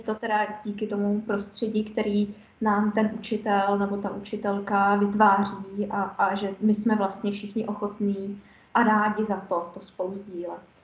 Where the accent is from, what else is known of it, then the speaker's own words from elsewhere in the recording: Czechia; u nás v Čechách